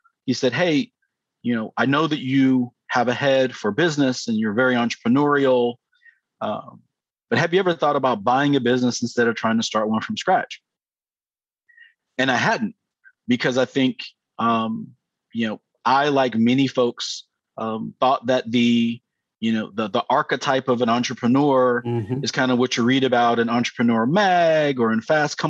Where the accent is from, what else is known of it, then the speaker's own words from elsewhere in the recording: Atlanta, Georgia, United States; also born or lived in United Kingdom / Chicago; I am originally from Atlanta, Georgia